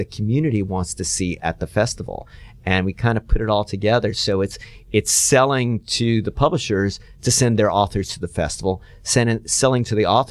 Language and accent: English; Atlanta, Georgia, United States; I'm almost from Atlanta. I've been here since I was 6 years old.